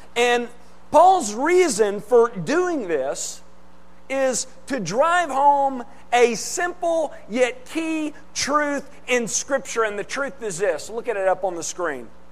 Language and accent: English; United States; being born here in the U.S.